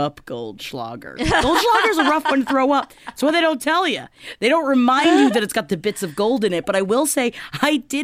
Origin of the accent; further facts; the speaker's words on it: Florida, United States; accent: Florida; moved away; my Florida accent comes out a little bit